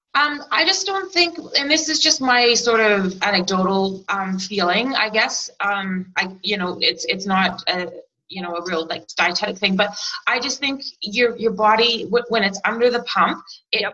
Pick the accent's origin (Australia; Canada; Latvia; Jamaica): Canada; moved away as an adult; now in New Zealand; I've been making them since I was a little kid growing up in Canada